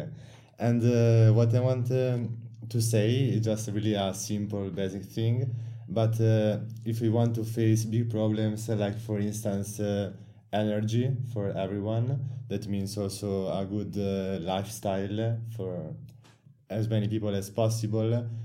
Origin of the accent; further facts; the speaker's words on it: Italy; I'm from Italy. I study in the University of Milan.